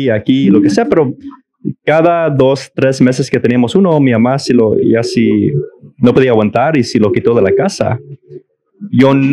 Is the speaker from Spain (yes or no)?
no; Mexico; now in United States; yo vengo de México y, y en, en el pueblito de mi papá